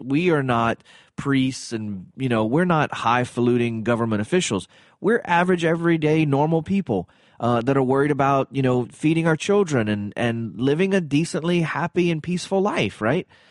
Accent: Cajun, Louisiana, United States; I'm Cajun

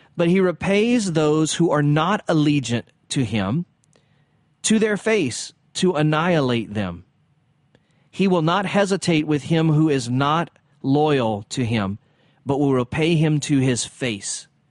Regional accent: the South, United States; I'm from the South

